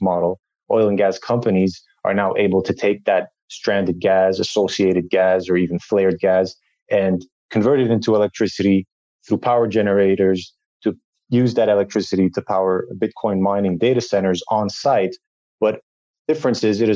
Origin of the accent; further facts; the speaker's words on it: Montreal, Quebec, Canada; moved away as an adult; also born or lived in Saudi Arabia / United Arab Emirates; I was born and raised in Montreal